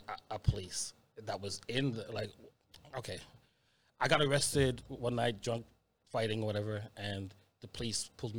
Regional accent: Montreal, Quebec, Canada; moved away as an adult; now in British Columbia, Canada; growing up in Montreal, being a black person in Montreal

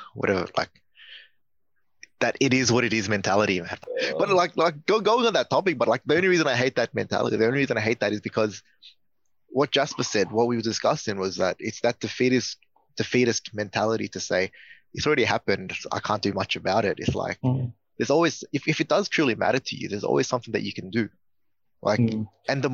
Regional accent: Australia; we're all from Australia

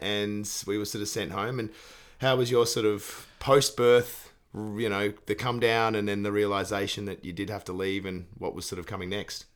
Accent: Australia; as an Australian

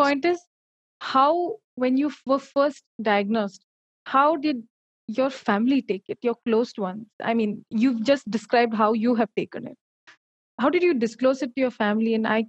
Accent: South India, India; I'm from the South.

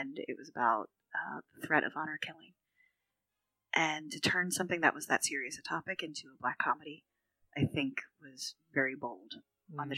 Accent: Philadelphia, Pennsylvania, United States; moved away as an adult; also born or lived in Texas / Maryland; now in Sulaymaniyah, Iraq; I returned to my hometown of Philadelphia for a couple years

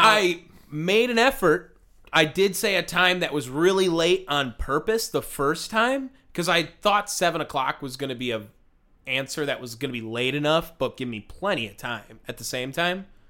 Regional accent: Milwaukee, Wisconsin, United States; we are from Milwaukee, Wisconsin

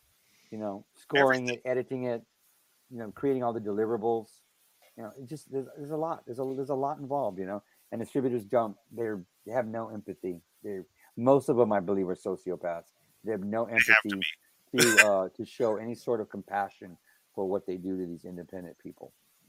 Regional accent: Helotes, Texas, United States; also born or lived in San Antonio; I was born in San Antonio, and then I grew up in Helotes, Texas.

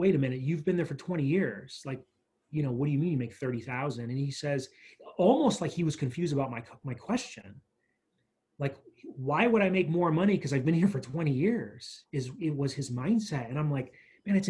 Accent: New York, United States; now in Tucson, United States; growing up in New York and kind of living different places

